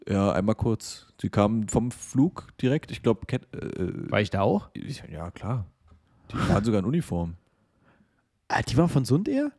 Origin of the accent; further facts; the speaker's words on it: eastern Germany, Germany; dass ich im Osten geboren bin